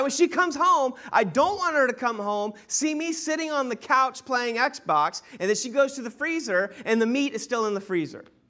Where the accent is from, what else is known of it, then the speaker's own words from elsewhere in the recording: Sanford, United States; born and raised in Sanford.